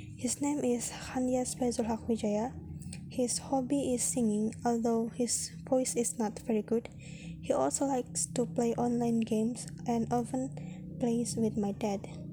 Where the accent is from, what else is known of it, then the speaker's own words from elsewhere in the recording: Cirebon, West Java, Indonesia; I was born in Cirebon on July 28, 2002